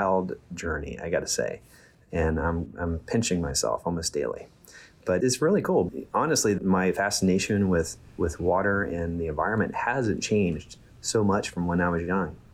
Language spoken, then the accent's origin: English; West Virginia, United States; moved away; I'm from West Virginia, and I went to West Virginia University. I studied hydrology. So I'm from near the Ohio River, and my hometown now is one of the more polluted places in the United States, unfortunately. And so but I spent a lot of my childhood on the river and outside